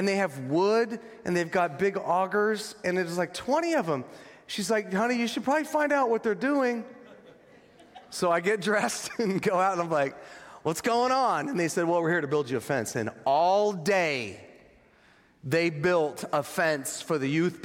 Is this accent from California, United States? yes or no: yes; Northern California, United States; I'm from Northern California